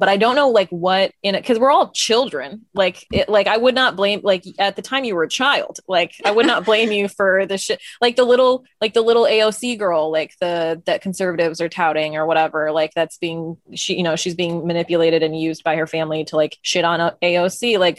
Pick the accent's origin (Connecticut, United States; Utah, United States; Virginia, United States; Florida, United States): Utah, United States; And we grew up in Utah, and we grew up in an immigrant Indian family